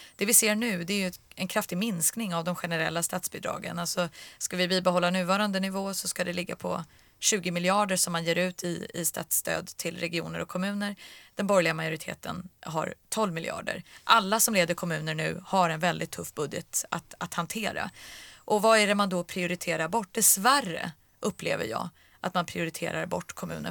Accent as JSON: {"language": "Swedish", "town": "Stockholm", "region": "Stockholm County", "country": "Sweden", "said": "jag är från Stockholm"}